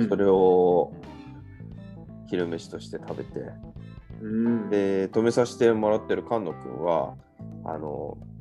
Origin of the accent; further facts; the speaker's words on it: Hokkaido, Japan; 幼なじみなんで北海道人なんですけど